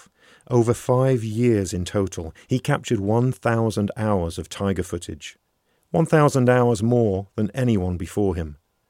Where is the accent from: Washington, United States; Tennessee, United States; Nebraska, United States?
Washington, United States; my home state of Washington